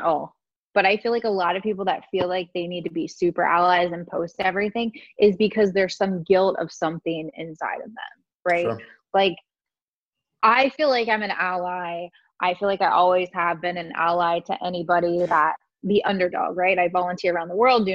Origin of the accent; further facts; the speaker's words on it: West Virginia, United States; I grew up in West Virginia in a small racist community.